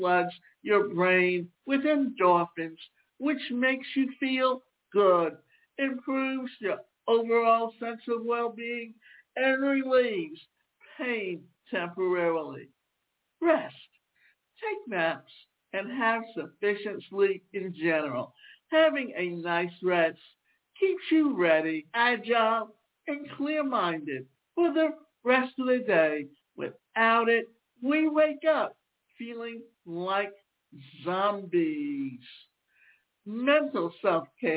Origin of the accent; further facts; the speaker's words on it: the South, United States; I grew up in the South where it was always warm